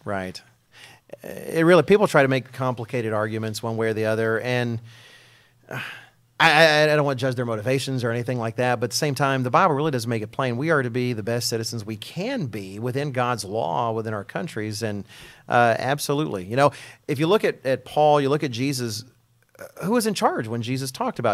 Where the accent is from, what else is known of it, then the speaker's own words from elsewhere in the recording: Texas, United States; speaking as an American and a Texan